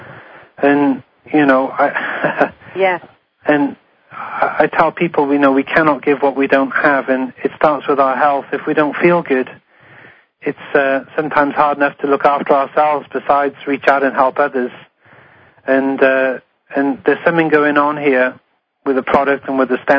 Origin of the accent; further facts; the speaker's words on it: Wales, United Kingdom; now in Honolulu, United States; I'm from Wales, where … is from.